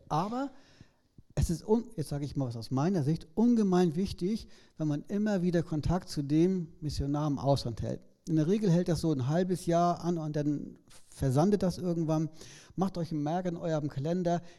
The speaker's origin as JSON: {"language": "German", "country": "Germany", "said": "man kann da auch als Deutscher hinkommen. Äh, ist nur ein bisschen schwieriger."}